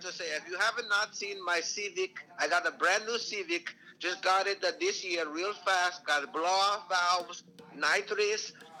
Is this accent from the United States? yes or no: yes; Wisconsin, United States; I am actually from Wisconsin.